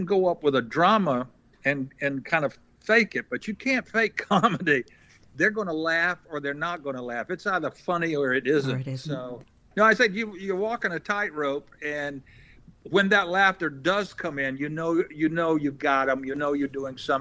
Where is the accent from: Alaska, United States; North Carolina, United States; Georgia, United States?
North Carolina, United States; Eastern; I'm from Eastern North Carolina